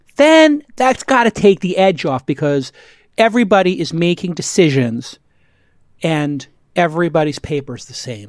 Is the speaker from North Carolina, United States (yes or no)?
no; New York City, New York, United States; I was a kid from Brooklyn